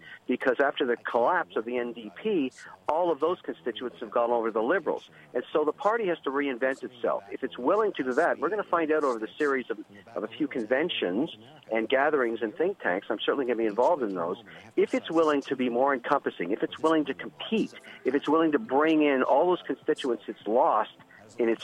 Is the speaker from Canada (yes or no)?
yes; Montreal, Quebec, Canada; now in Ontario, Canada; where I was born in Montreal